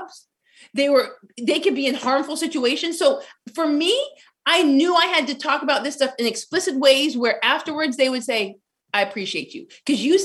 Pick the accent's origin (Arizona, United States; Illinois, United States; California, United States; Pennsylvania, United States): Arizona, United States; I'm from Arizona, majority minority city, 5 minutes from the Mexican border